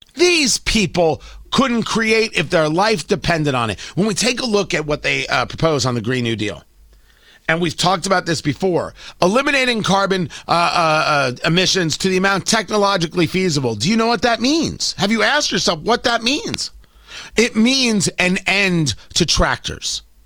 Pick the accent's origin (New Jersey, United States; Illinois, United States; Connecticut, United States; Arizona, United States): New Jersey, United States; growing up in Jersey